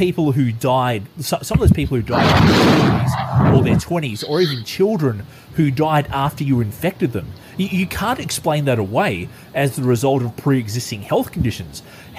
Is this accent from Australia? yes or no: yes; Australia; I'm from Australia